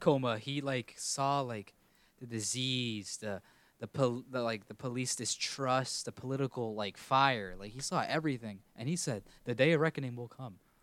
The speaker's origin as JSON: {"language": "English", "country": "United States", "said": "I'm an American"}